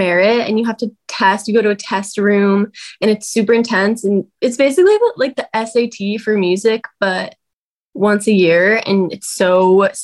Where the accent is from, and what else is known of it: Tustin, California, United States; born or raised there